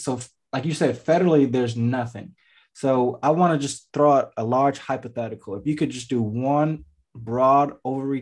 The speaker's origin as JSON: {"language": "English", "region": "Ohio", "country": "United States", "said": "I'm from Ohio"}